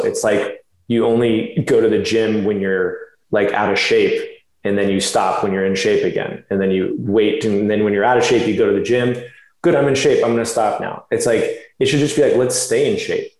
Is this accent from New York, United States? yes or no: no; Florida, United States; moved away as an adult; also born or lived in California; I did grow up in Florida since I was about four years old